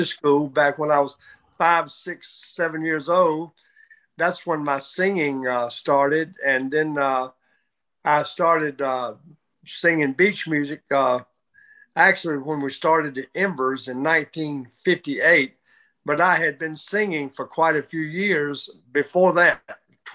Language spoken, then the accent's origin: English; Durham, North Carolina, United States; also born or lived in Raleigh, North Carolina; I was born in Durham, North Carolina. And I moved to Raleigh when I was 12 or 13 years old, and actually grew up in Raleigh and went to high school in Raleigh. And so Raleigh is actually my home.